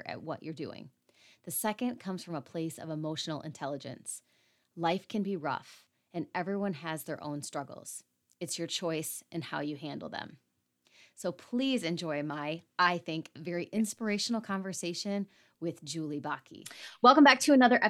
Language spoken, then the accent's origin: English; Michigan, United States; I'm from Michigan